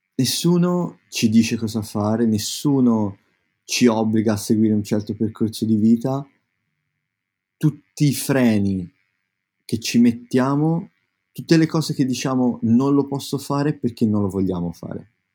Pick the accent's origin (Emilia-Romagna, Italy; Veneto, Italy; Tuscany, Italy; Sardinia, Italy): Tuscany, Italy; now in London, United Kingdom; io sono toscano